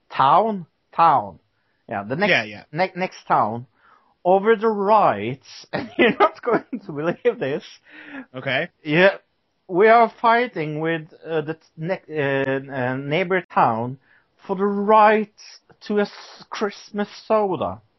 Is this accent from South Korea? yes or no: no; United Kingdom; I am British.